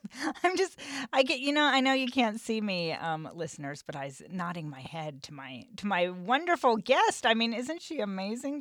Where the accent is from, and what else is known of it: Western Nebraska, United States